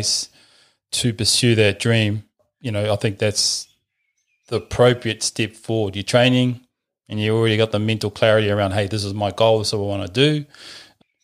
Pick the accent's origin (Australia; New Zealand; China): New Zealand; Bluff, Southland; now in Auckland, New Zealand; I grew up way down on Bluff